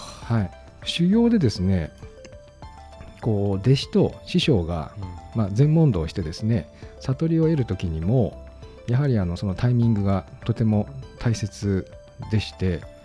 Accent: Gunma, Japan; 私は群馬出身

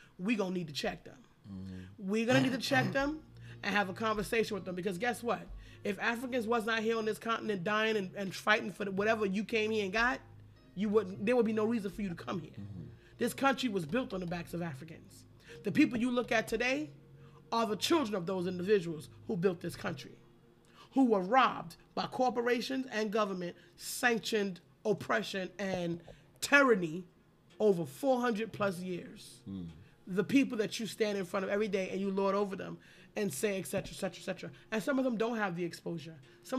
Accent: United States; I'm American black

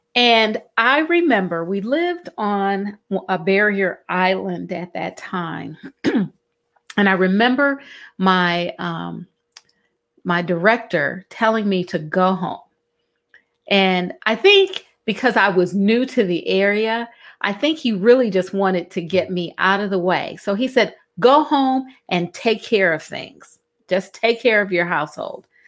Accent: Cleveland, Ohio, United States; moved away as an adult; now in Southeast Georgia, United States; I'm originally from Cleveland, Ohio. And in Cleveland, Ohio, um, I learned to navigate snowstorms

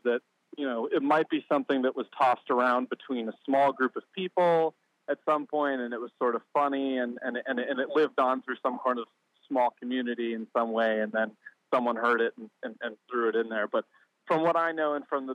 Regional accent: Colorado, United States; I grew up in Colorado, where there are prairie dogs all over the place

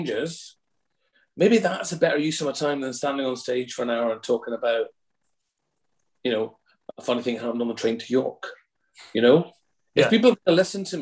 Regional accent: Scotland, United Kingdom; being a Scot and being a person of colour

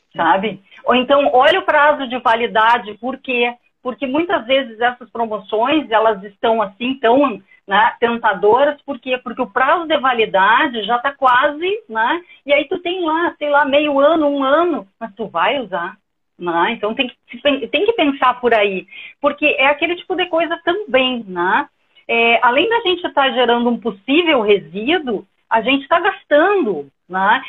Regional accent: Porto Alegre, Rio Grande do Sul, Brazil; now in Ceará, Brazil; Sou gaúcha, mas estou aqui morando no Ceará

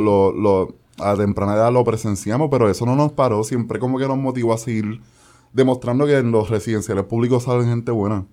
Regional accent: San Juan, Puerto Rico; moved away as an adult; also born or lived in United States / New York; aquí yo tengo mis mi memorias de infancia, mis amistades de infancia, mi escuela gracias a Lloren Torres

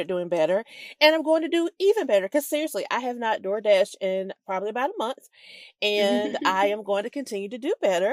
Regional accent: the South, United States; I am from the South

